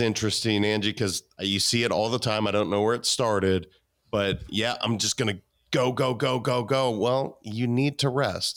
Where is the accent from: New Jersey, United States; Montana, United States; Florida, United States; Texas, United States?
Montana, United States; I'm a kid from Montana